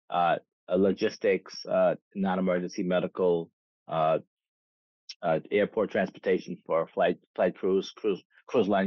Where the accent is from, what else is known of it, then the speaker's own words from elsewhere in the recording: New York, United States; I'm from New York